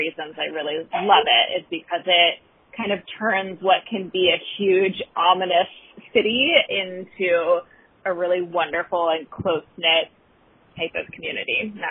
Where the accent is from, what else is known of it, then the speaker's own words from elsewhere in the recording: Ohio, United States; moved away as an adult; also born or lived in Brooklyn, New York; now in New York, United States; I'm originally from Ohio, but New York is certainly home now, and especially Brooklyn.